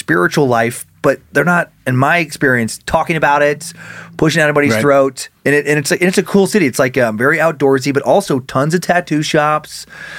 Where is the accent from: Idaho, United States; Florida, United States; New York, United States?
Idaho, United States; Riggins; I grew up in Riggins, Idaho.